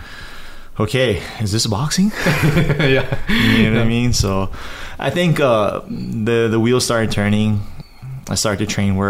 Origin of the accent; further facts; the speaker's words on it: Maui, Hawaii, United States; also born or lived in Makakilo, Oahu; I grew up on Maui. I was born here, lived in Makakila for a little bit with my grandparents. And then I moved over to Maui with my parents. And yeah, so I consider myself a Maui boy.